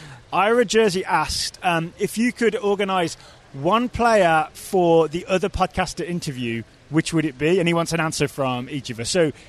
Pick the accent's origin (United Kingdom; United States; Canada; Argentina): United Kingdom; England; I'm the English one.